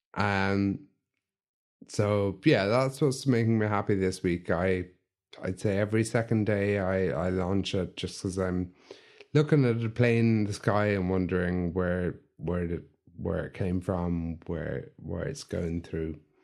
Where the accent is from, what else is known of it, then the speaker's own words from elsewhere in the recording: County Limerick, Ireland; I grew up in Kent, Limerick, eh, in a small village